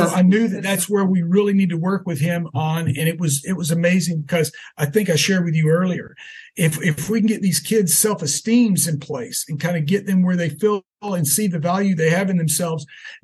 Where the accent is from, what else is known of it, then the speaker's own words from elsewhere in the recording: Texas, United States; growing up in Texas in the 70s